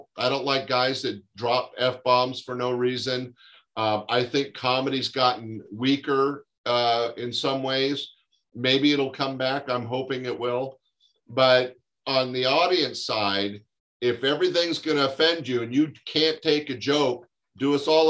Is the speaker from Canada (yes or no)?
yes; Canada; because as a Canadian, there are things happening in both our countries that should be unacceptable.